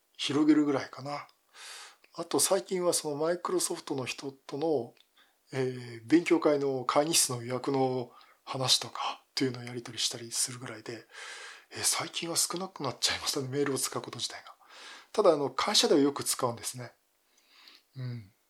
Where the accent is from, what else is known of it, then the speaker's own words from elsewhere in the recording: Yokohama, Kanagawa, Japan; 地元横浜